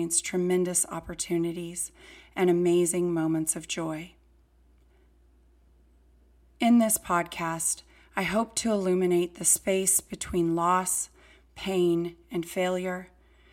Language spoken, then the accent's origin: English; Fresno, California, United States; I was born and raised in Fresno, California.